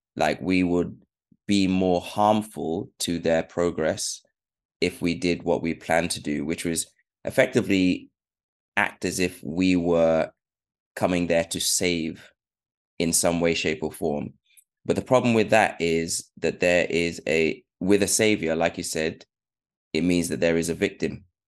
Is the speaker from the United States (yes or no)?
no; United Kingdom; also born or lived in Sierra Leone; I was born in 1985 and we moved to UK when my mum was doing her PhD. And that was about 1990